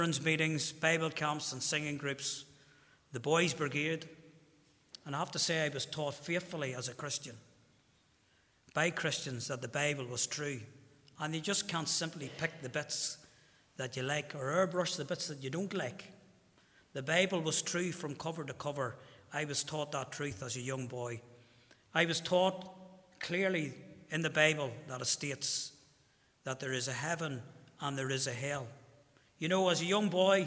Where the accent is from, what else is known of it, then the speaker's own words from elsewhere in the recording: Armagh, Northern Ireland, United Kingdom; I'm from Armagh.